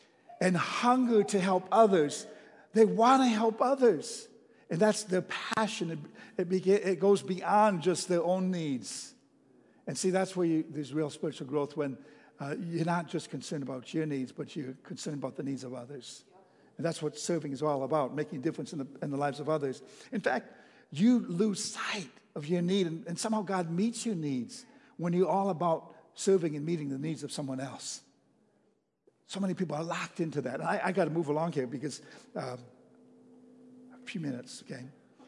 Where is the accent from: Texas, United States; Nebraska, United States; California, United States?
Texas, United States; You know, I'm from Texas, and they have the best chili in the whole wide world, you know.